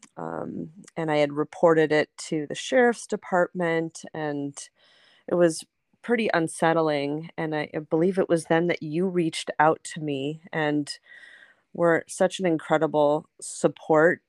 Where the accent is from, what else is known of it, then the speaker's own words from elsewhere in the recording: Los Angeles, California, United States; I grew up in Los Angeles, um, at a Reconstructionist congregation in Pacific Palisades